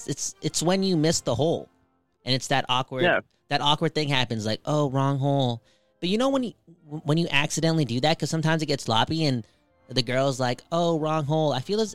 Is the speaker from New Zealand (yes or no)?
no; Belgium; I'm from Belgium. Can we talk more about that? The Belgian people?